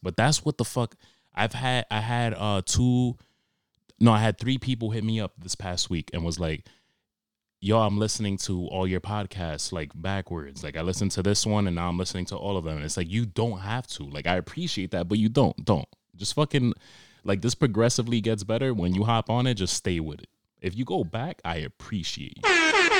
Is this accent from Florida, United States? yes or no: no; New York, United States; I grew up in Harlem